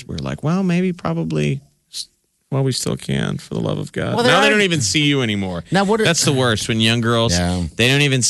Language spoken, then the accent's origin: English; Southern United States, United States; accent: southern; my southern accent